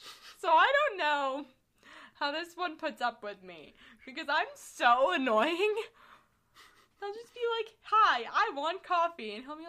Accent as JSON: {"language": "English", "town": "Chicago", "region": "Illinois", "country": "United States", "said": "I'm from Chicago."}